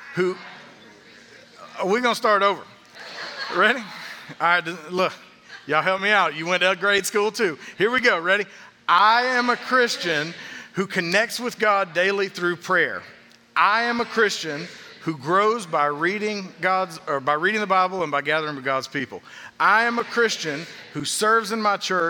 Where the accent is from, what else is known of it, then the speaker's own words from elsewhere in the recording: Atlanta, Georgia, United States; growing up in the Atlanta area, I spent a lot of time during the summers as a kid going to Six Flags